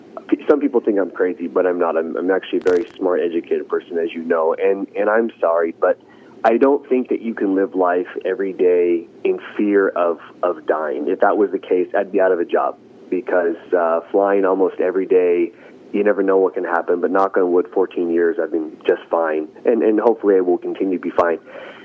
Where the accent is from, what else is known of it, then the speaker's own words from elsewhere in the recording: Santa Monica, California, United States; now in Long Beach, United States; Well, I grew up in Los Angeles, born and raised on the west side, Santa Monica, truly the surfer type boy growing up.